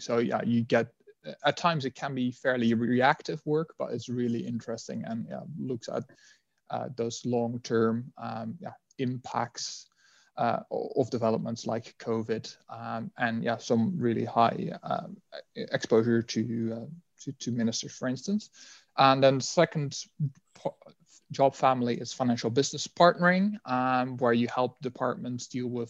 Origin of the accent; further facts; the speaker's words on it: Netherlands; English is a second language; now in United Kingdom; I mean, as you'd be able to tell by my accent, I'm not from the UK originally. I'm from the Netherlands.